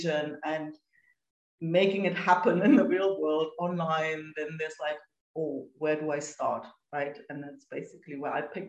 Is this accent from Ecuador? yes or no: no; Germany; moved away as an adult; now in Spain; I'm from Germany, but have been living in Spain for almost 18 years.